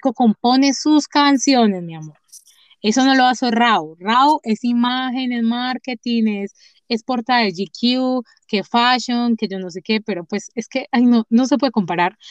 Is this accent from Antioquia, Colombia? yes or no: yes; Medellín, Antioquia, Colombia; accent: paisa; also born or lived in Chocó; yo nací en el Chocó, pero yo, la gente me dice que yo soy paisa, porque vivo toda mi vida en Medellín